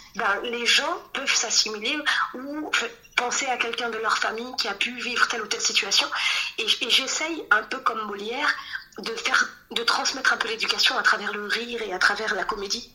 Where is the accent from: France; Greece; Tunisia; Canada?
Tunisia; Djerba, Medenine; je suis tunisienne de Djerba